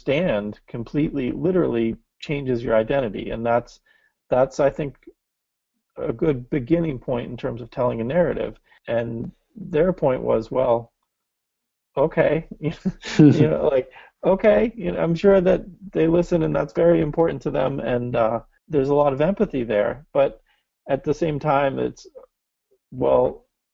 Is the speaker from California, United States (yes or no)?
no; Newton, Massachusetts, United States; Growing up in Newton